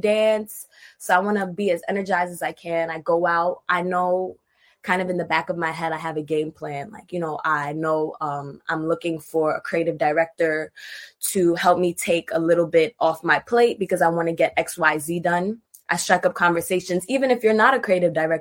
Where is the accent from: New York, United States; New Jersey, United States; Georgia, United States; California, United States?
New York, United States; New York City; growing up in Brooklyn, going to school. I went to Brooklyn High School of the Arts